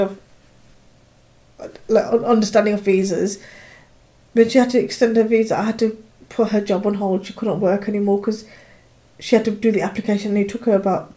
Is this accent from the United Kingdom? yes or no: yes; United Kingdom; as a British person